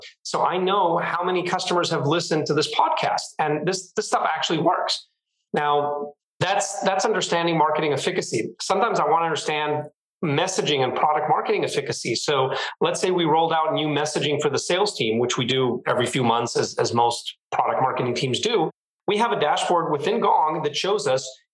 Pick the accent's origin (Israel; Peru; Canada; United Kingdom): Israel; moved away as an adult; now in San Francisco Bay Area, United States; I was born and raised in Israel, and I have been living in the San Francisco Bay Area for the last 4 years